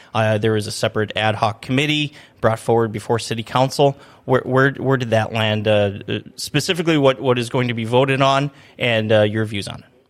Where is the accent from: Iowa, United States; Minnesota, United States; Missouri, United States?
Minnesota, United States; now in Grand Forks, United States; I grew up in Minnesota where you can pretty much ride your snowmobile from the Canadian border almost to Minneapolis